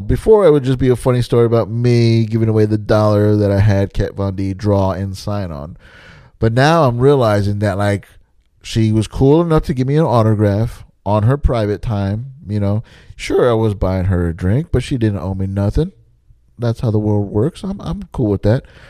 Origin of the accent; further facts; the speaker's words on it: Texas, United States; I'm from Texas